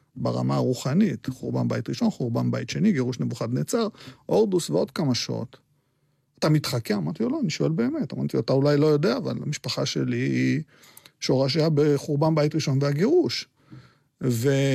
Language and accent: Hebrew; Petah Tikva, Central District, Israel; Hebrew is a second language; also born or lived in Baghdad, Iraq / Netanya; אני גם גדלתי במקום אה, מאוד מאוד מאוד אה, מופרד, סגרגטיבי, פתח תקווה